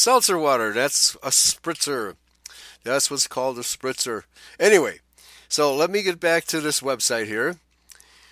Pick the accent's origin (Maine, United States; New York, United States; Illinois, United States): Illinois, United States; Chicago; When I was growing up in Chicago in the 1960s